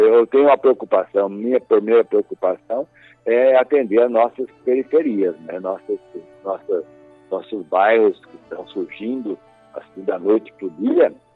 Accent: Fartura, São Paulo, Brazil; moved away; sou natural de Fartura, né?

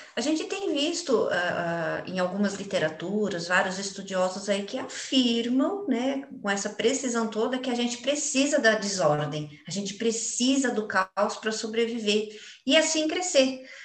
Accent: Brazil; como uma boa brasileira

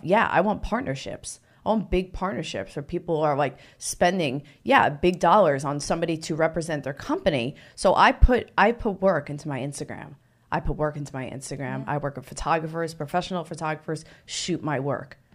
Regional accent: New Jersey, United States; moved away; I'm originally from New Jersey.

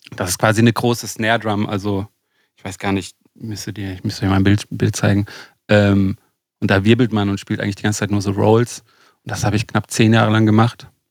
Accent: Lörrach, Baden-Württemberg, Germany; also born or lived in Lake Constance; Ich bin gerade äh, in, in, meiner Heimat in Lörrach.

